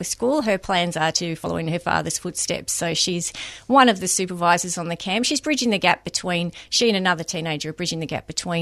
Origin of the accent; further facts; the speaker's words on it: Mount Dandenong, Victoria, Australia; Up in Mount Dandenong, my hometown